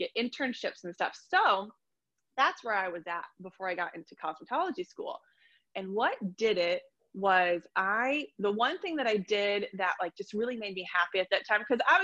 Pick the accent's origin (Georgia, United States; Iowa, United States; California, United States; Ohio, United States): Ohio, United States; also born or lived in Columbus, Ohio; I'm from Ohio and I live in a small town